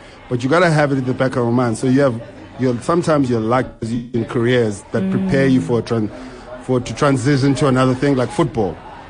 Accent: Bryanston, Gauteng, South Africa; I'm from Bryanston. … I'm Bryanston.

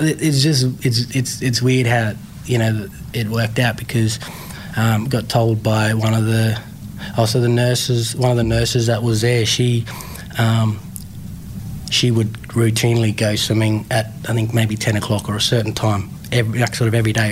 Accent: Tiwi Islands, Northern Territory, Australia; moved away; also born or lived in Darwin / Melbourne; growing up on the Tiwi Islands

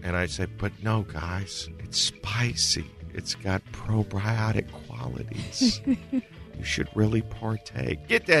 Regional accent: Berkeley, California, United States; also born or lived in Tokyo, Japan / Salt Lake City, Utah; We lived there till about I was six or seven. And then we moved to Berkeley in the 80s. That's where I've been ever since. We still live there now.

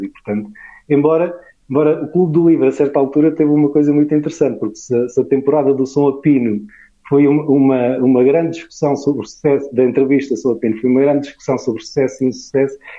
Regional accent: Portugal

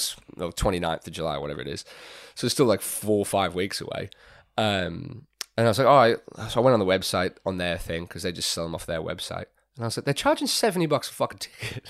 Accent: Fremantle, Western Australia, Australia; moved away; also born or lived in England; I grew up in Fremantle

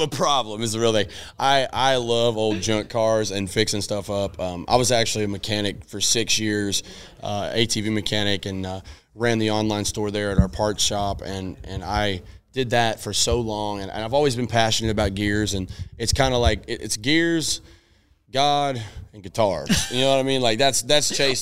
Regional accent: Nashville, Tennessee, United States; I'm from Nashville, so I'm a native. I'm yes. from Tennessee. I'm born and raised here

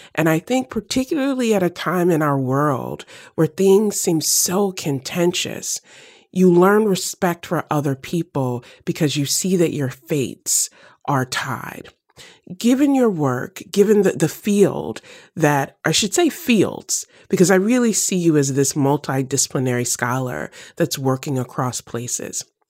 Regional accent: the South, United States; I grew up in the South

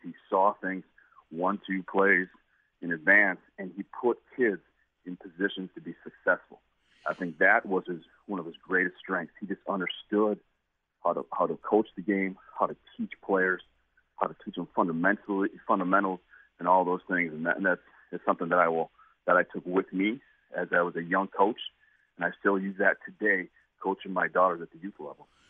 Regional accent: Merrill, Wisconsin, United States; moved away as an adult; I'm from Merrill, Wisconsin.

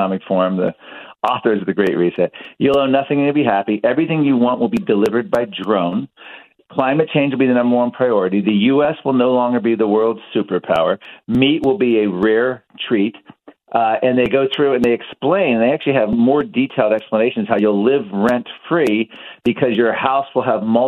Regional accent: Virginia, United States; In Virginia, my home state

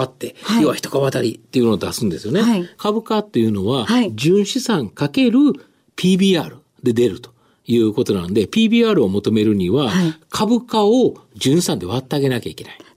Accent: Kansai, Japan; 関西人な

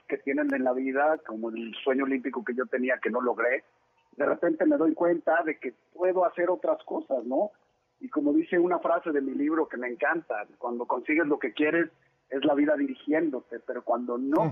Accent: Monterrey, Nuevo León, Mexico; born or raised there; also born or lived in Mexico City

